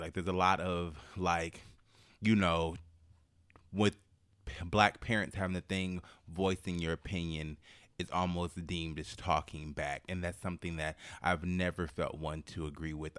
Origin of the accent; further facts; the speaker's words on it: Oakland, California, United States; I'm from Oakland